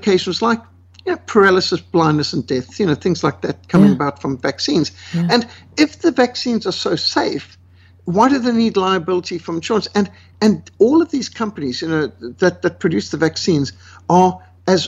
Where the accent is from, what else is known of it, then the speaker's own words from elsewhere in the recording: Zimbabwe; I was brought up in Rhodesia in Africa